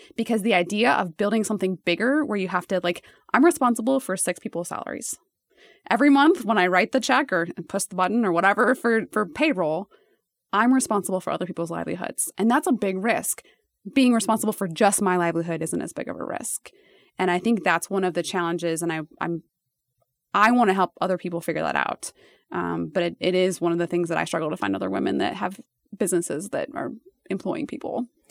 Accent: Nebraska, United States; I was from Nebraska

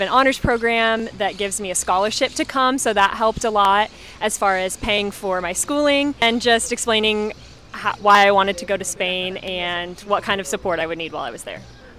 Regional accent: Omaha, Nebraska, United States; I'm from Omaha

